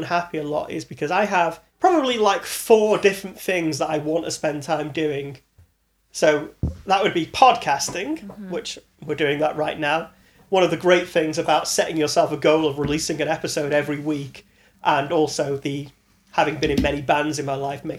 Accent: Manchester, North West England, United Kingdom; moved away as an adult; also born or lived in Birkenhead; now in London, United Kingdom; I actually moved to Manchester as a kid. I was like 9 when I moved

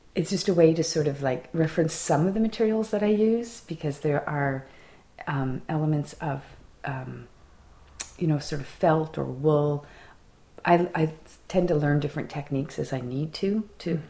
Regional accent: Fredericton, New Brunswick, Canada; an instructor at a college in my hometown

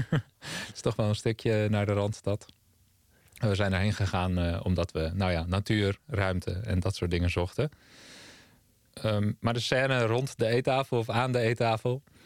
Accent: Amsterdam, North Holland, Netherlands; also born or lived in Amersfoort; Ja, ik ben opgegroeid in Amsterdam. Eerst in Zuidoost en daarna in Noord

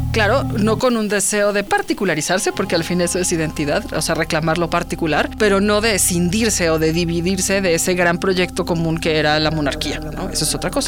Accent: Mexico City, Mexico; soy chilanga hasta las cachas

